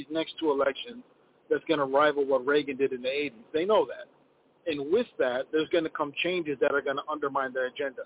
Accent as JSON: {"language": "English", "country": "Ethiopia", "tie": "born or raised there", "moved": "yes", "lives_now": "Minneapolis, United States", "said": "in my home country, Ethiopia"}